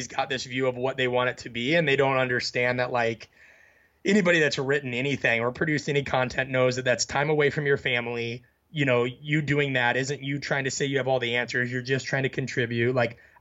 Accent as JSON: {"language": "English", "region": "Midwest", "country": "United States", "tie": "born or raised there", "said": "I was raised in the Midwest."}